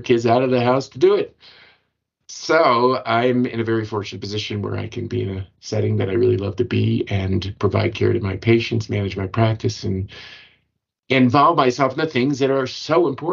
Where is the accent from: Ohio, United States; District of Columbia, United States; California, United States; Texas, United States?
District of Columbia, United States; Washington; I grew up in Washington, D.C.